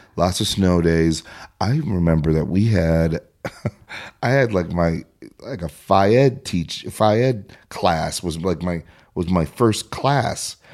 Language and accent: English; Prior Lake, Minnesota, United States; when I was about six or seven, we moved from Minneapolis.